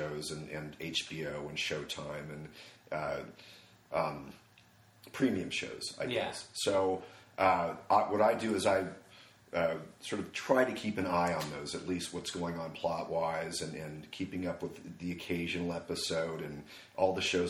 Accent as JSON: {"language": "English", "town": "Los Angeles", "region": "California", "country": "United States", "tie": "born or raised there", "also_born_or_lived": "Newport Beach, California / Van Nuys, California", "said": "I was born in Los Angeles, California, Good Samaritan Hospital."}